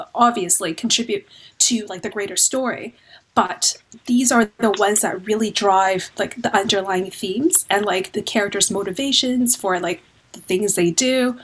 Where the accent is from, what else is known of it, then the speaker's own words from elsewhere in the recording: Vancouver, British Columbia, Canada; moved away as an adult; now in London, United Kingdom; I'm originally from Vancouver, Canada, so you can probably tell by my accent. Moved to London about two years ago.